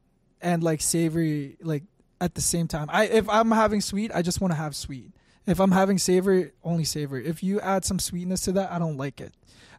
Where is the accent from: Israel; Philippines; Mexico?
Philippines; Bro, we're Filipino too.